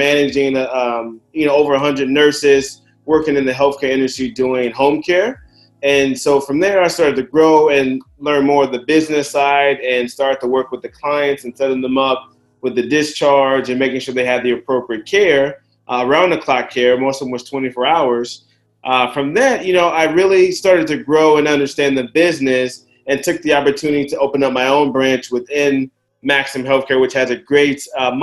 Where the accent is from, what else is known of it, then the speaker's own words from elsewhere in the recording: Chicago, Illinois, United States; moved away as an adult; also born or lived in Orange County, California; now in Los Angeles, United States; I grew up in Chicago, playing a lot of sports, basketball and swimming